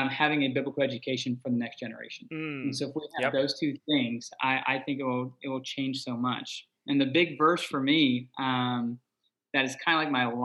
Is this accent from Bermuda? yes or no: yes; Bermuda; I was born and raised in Bermuda